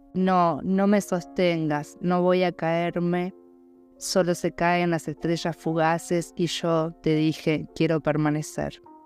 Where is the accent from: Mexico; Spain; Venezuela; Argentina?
Argentina; now in Buenos Aires, Argentina; mis padres viven, siguen viviendo en el pueblo donde yo nací y crecí